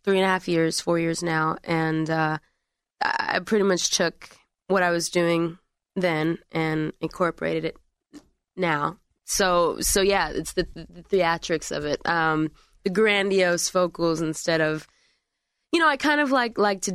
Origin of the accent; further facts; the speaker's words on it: Atlanta, Georgia, United States; I'm originally from Atlanta, Georgia, Southern girl.